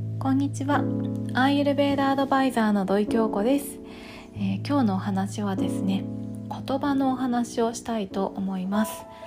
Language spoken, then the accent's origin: Japanese; Tokyo, Japan; 東京生まれ東京育ち